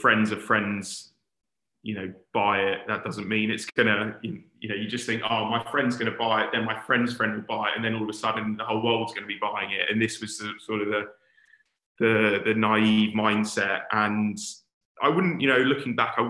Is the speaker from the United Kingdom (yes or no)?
yes; London, United Kingdom; also born or lived in Warwick; being a Londoner, wanted to get back to London.